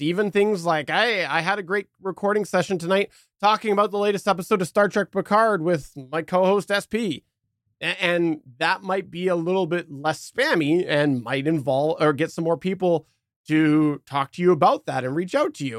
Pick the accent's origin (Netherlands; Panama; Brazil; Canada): Canada; as a Canadian